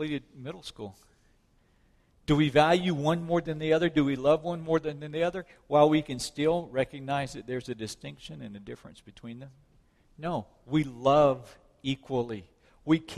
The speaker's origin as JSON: {"language": "English", "region": "South Mississippi", "country": "United States", "tie": "born or raised there", "said": "When I was a kid, growing up in South Mississippi, we had church people and heathens"}